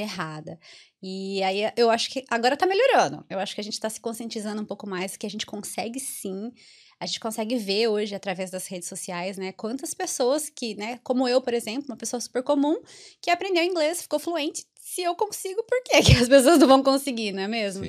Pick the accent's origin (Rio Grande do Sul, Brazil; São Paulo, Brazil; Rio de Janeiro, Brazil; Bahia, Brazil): São Paulo, Brazil; Americana; accent: interior of São Paulo (caipira R); moved away as an adult; also born or lived in Mato Grosso do Sul; now in Ireland; sou do interior, como dá para perceber bem no meu, no meu sotaque